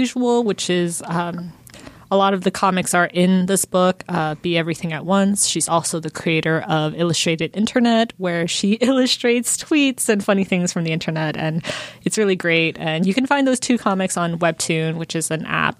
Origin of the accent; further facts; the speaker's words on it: United States; I'm Korean American